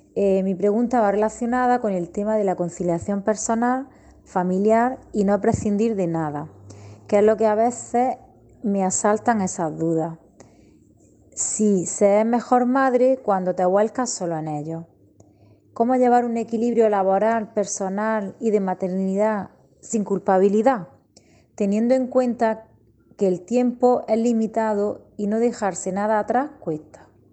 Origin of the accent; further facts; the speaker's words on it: Motril, Andalusia, Spain; soy de Motril